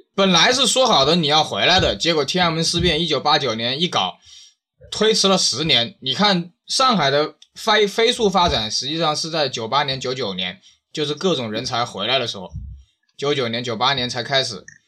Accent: China; 你看我们中国人这几千年干了嘛

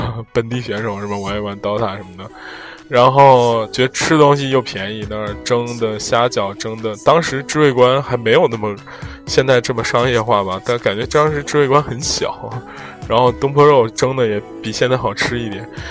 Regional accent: northern China, China; 作为一个北方人

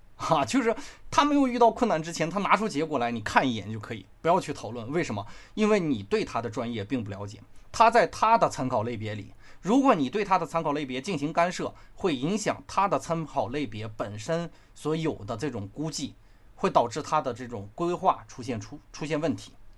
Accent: China; 我们中国人

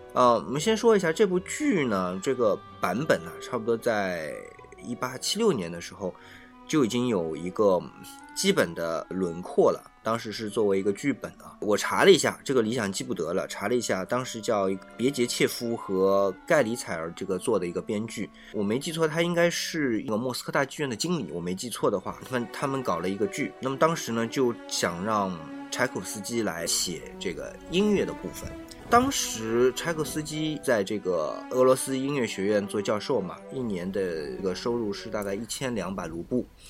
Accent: China; 我们中国人

